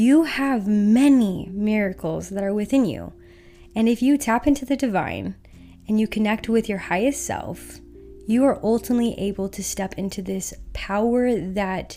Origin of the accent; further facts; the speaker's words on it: Utah, United States; I grew up in Utah where I am super sheltered.